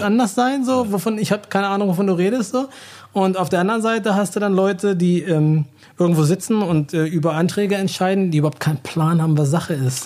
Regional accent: Hanover, Lower Saxony, Germany; moved away as an adult; also born or lived in Virginia / New Jersey / New York / Rhode Island; now in Berlin, Germany; Ich habe den großen, größten Teil meiner Kindheit in Hannover verbracht und bin dann zu meiner Familie nach Amerika gezogen

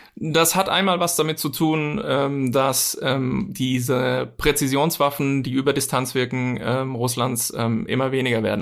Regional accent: Bavaria, Germany; bei uns in Bayern

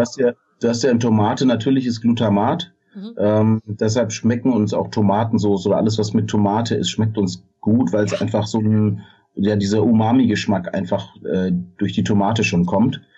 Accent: Swabia, Germany; als Schwabe

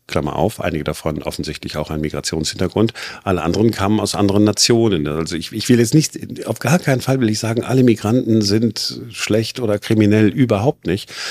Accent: Duisburg, North Rhine-Westphalia, Germany; now in Berlin, Germany; Ich bin 1970 geboren in Duisburg

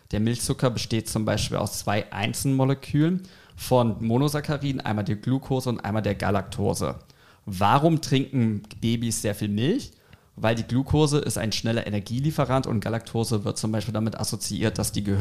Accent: Germany; Chemisch gesehen, als Deutscher darf ich auch chemisch gesehen sagen.

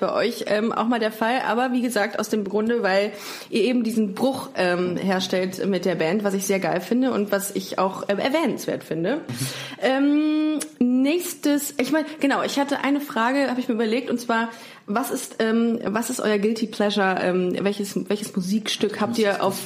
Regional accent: Düsseldorf, North Rhine-Westphalia, Germany; dass ich in Düsseldorf geboren bin

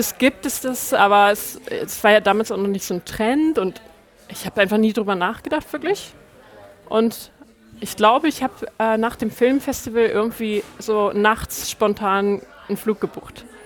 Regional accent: Lower Saxony, Germany; moved away as an adult; also born or lived in Hamburg; now in Reykjavik, Iceland; ich bin in der Nähe von Hamburg aufgewachsen und dann habe ich ja, neun Jahre, glaube ich, in Hamburg gelebt

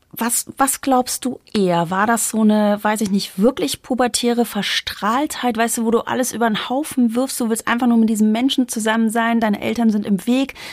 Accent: East Germany, Germany; now in Bavaria, Germany; ich komme ja aus dem Osten

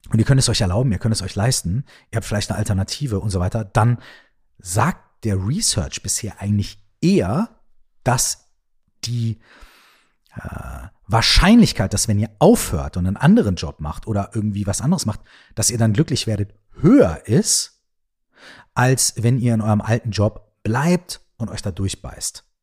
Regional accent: Minden, North Rhine-Westphalia, Germany; ich wohne in, weiß ich nicht, Minden, ja, meiner Heimatstadt.

